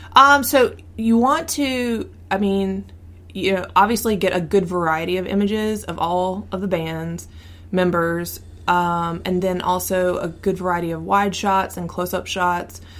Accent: the South, United States; growing up in the South

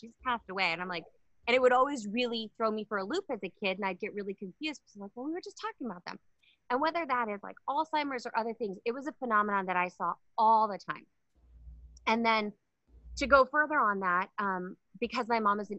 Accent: Palmer, Alaska, United States; I'm from Alaska, a really small town. Hello to everybody in Palmer, Alaska

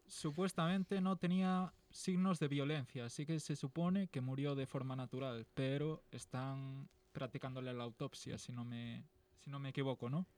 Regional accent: Galicia, Spain; soy de Galicia

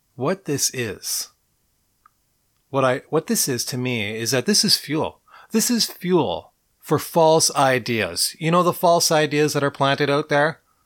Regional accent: Montreal, Quebec, Canada; I was born in Montreal. And I lived on Oxford Avenue in N D G

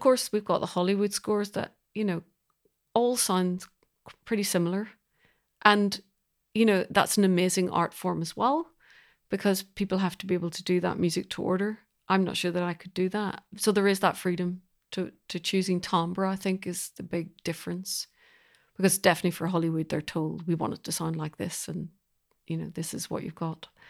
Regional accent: Belfast, Northern Ireland, United Kingdom; now in London, United Kingdom; I'm originally from Belfast, and I'm a composer

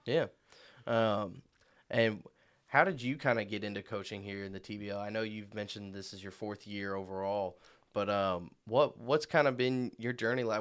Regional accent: Marion, Illinois, United States; I'm from Marion, Illinois

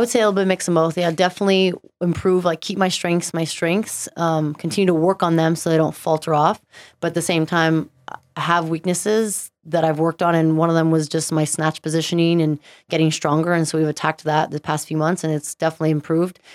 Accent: Stevensville, Montana, United States; also born or lived in Southern California; now in Utah, United States; born in Southern California, but pretty much grew up in Montana.

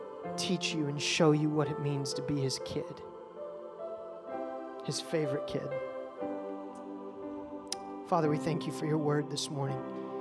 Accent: Bossier City, Louisiana, United States; born there; I was born on Barksdale Air Force Base in Bossier, Louisiana.

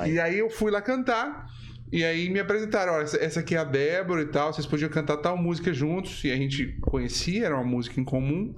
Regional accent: Minas Gerais, Brazil; eu sou mineiro

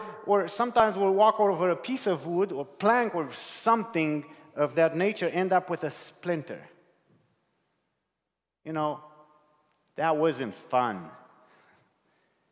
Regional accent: Romania; moved away; I was brought up in Romania, and we have different cultural upbringing

